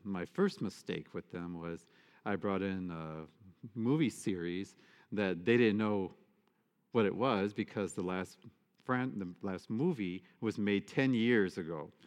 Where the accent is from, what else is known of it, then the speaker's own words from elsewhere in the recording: United States; I'm an American.